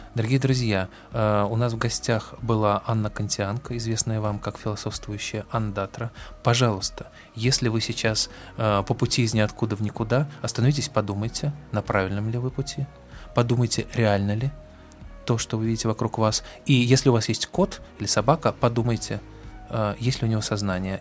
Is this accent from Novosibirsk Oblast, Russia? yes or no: no; Moscow, Russia; мы, москвичи